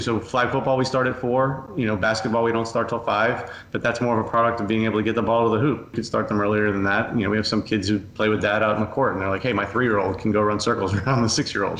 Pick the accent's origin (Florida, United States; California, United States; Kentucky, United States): Florida, United States; Coral Springs; I grew up in Coral Springs, uh, the son of a local pediatrician.